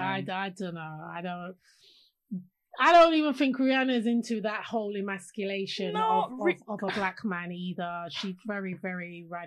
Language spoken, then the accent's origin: English; London, United Kingdom; I grew up in London.